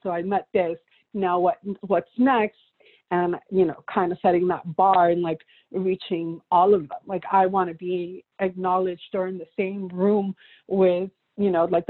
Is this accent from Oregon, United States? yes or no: no; Miami, Florida, United States; also born or lived in Peru / New York; originally I was born in Peru. then I was raised in Florida, in Miami.